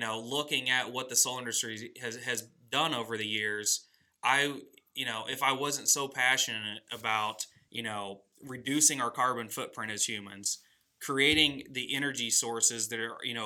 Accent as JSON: {"language": "English", "town": "Houston", "region": "Missouri", "country": "United States", "tie": "born or raised there", "said": "Growing up in Houston, Missouri"}